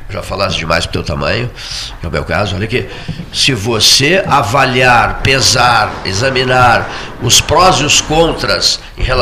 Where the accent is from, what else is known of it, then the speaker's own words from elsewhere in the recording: Porto Alegre, Rio Grande do Sul, Brazil; sou Porto Alegrense. Porto Alegrense, Porto Alegrense